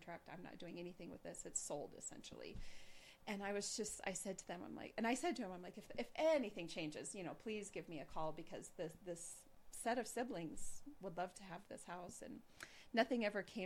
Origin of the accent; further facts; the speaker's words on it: Gillette, Wyoming, United States; moved away; I go back to Gillette, my hometown